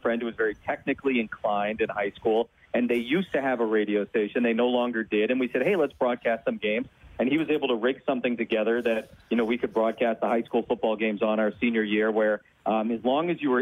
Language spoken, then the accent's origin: English; South Florida, United States; moved away; I grew up in South Florida